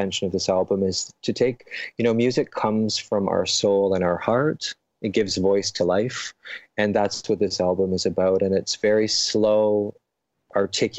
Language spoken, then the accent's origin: English; London, Ontario, Canada; my hometown in London, Ontario, in Canada